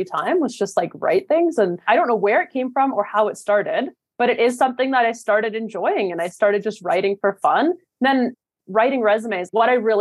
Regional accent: Canada; now in New York, United States; I'm from Canada.

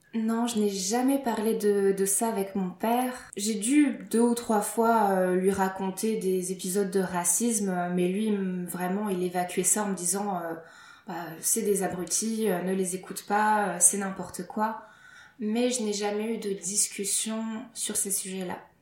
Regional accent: Lille, Hauts-de-France, France; je suis française, je suis née à Lille

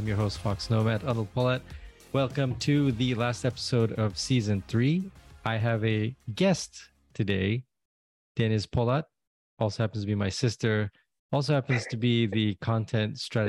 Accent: Istanbul, Turkey; I'm from Istanbul and went over to Baghdad.

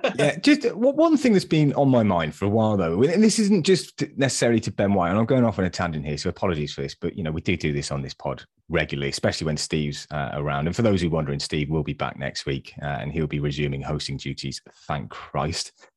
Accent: Chippenham, South West England, United Kingdom; you're not originally born and bred in Chippenham like myself

